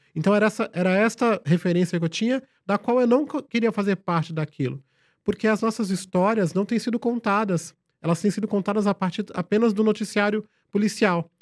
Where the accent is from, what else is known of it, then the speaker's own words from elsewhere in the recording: São Paulo, Brazil; also born or lived in Vitória da Conquista, Bahia; na favela de Paraisópolis, onde eu cresci